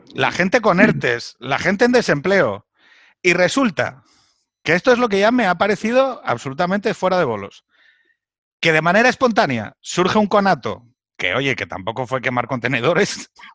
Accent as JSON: {"language": "Spanish", "region": "Asturias", "country": "Spain", "moved": "yes", "said": "yo vengo de Asturias"}